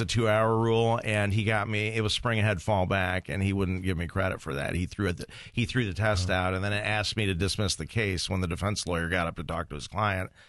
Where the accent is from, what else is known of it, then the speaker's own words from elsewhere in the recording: Toledo, Ohio, United States; also born or lived in Maumee, Ohio / Marietta, Ohio; growing up in Toledo